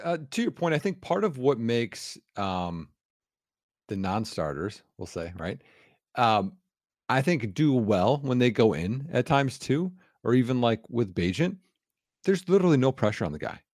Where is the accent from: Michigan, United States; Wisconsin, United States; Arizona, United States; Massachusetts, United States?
Wisconsin, United States; I'm from Wisconsin